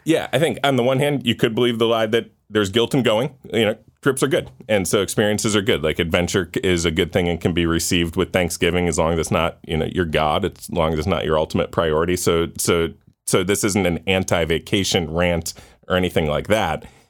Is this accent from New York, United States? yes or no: yes; Orchard Park, New York, United States; I grew up in Orchard Park, um, outside of Buffalo